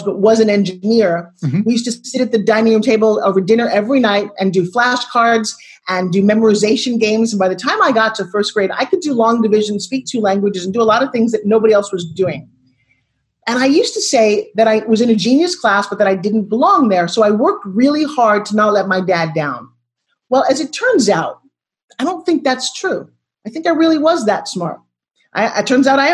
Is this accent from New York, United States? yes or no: yes; Long Island, New York, United States; grew up talking like this because I'm from New York